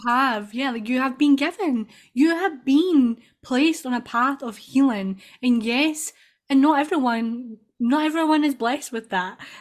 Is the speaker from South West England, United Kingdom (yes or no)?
no; Scotland, United Kingdom; I'm from Scotland.